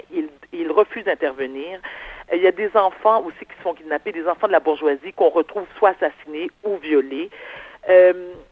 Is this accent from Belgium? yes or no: no; Quebec, Canada; Mes parents sont nés en Haïti, moi je suis née au Québec.